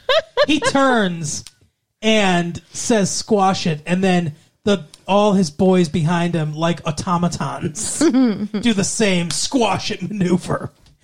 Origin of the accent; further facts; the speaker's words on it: Melbourne, Victoria, Australia; Because we're from Australia. I'm specifically from Melbourne.